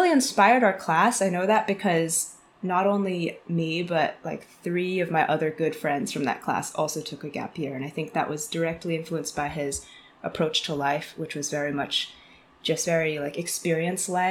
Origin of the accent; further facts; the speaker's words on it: Bedford, Massachusetts, United States; moved away as an adult; also born or lived in China / West Coast / Taipei / San Francisco; now in London, United Kingdom; So I'm from Boston area originally. Grew up in a suburb of Boston called Bedford, and I spent most of my life there until after high school